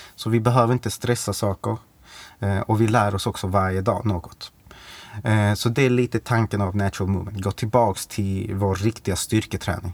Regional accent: Malmö, Skåne, Sweden; bor i Malmö, eh, är född i Malmö, mm. Eh, uppvuxen på Lindängen

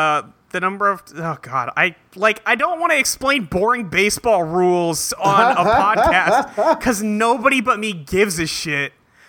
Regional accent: California, United States; now in Seattle, United States

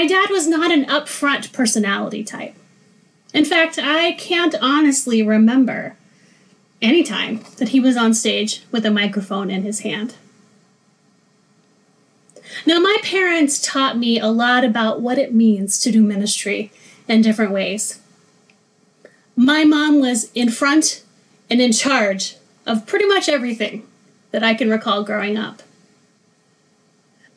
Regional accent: Oklahoma, United States; I grew up in Oklahoma

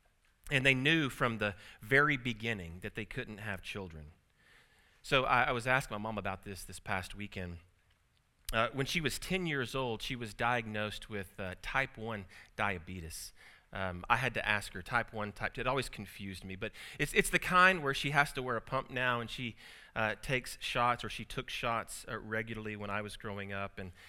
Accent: Tulsa, Oklahoma, United States; born there; I was born here in Tulsa at St. Francis. So it's kind of neat to come back to the place of your birth.

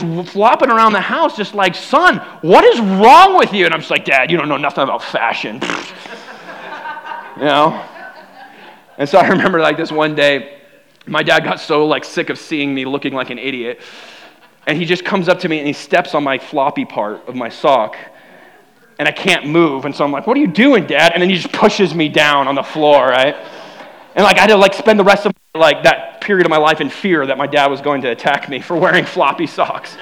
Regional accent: United States; I'm proud to be an American

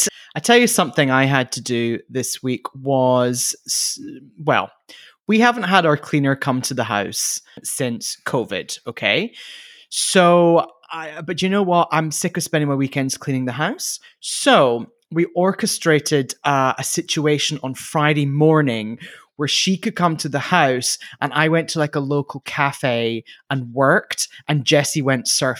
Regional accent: South Shields, North East England, United Kingdom; South Shields.

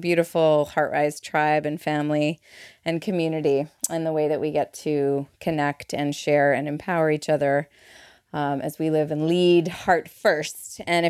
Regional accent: Montreal, Quebec, Canada; moved away; I came over from Montreal with a tourist visa. I'm a Montrealais for my Montrealers in the house.

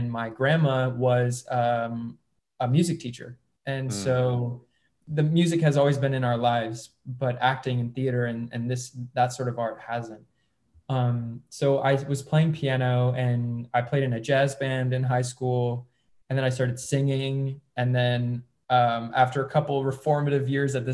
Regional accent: Syracuse, New York, United States; now in Los Angeles, United States; I was born in Syracuse, New York

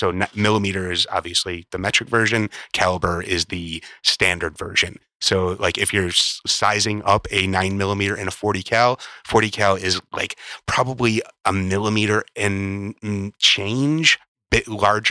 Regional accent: Chicago, Illinois, United States; now in Burbank, United States; When I grew up in Chicago, well, there was Nazi marches in Skokie.

